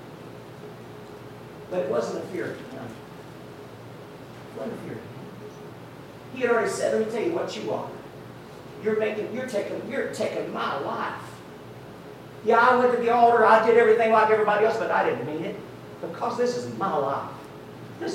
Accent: Tennessee, United States; moved away; Now I'm from Tennessee. We are good-looking folk up there

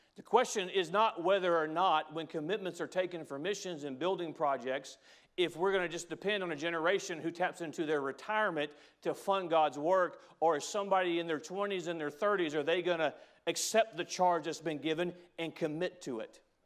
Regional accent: United States; I'm an American, because I'm proud to be an American

